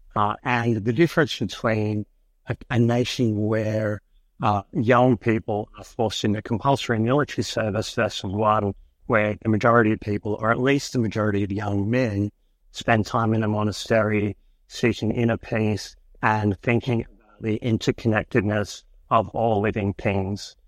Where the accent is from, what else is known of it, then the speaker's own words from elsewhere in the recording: United States; now in Australia; I grew up in America